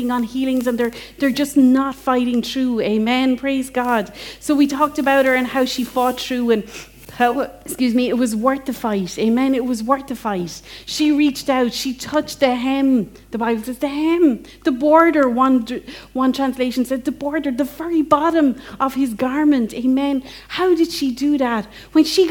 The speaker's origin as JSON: {"language": "English", "region": "England", "country": "United Kingdom", "moved": "yes", "lives_now": "Ireland", "said": "as an English person that loves Jane Austen"}